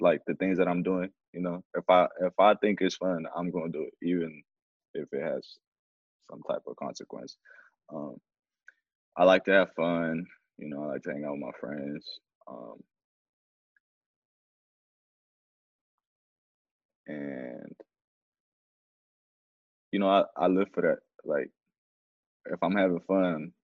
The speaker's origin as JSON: {"language": "English", "town": "Oakland", "region": "California", "country": "United States", "tie": "born or raised there", "also_born_or_lived": "Mexico", "second_language": "English", "said": "I was born in Mexico when I was 8. I was brought over here, Oakland, California"}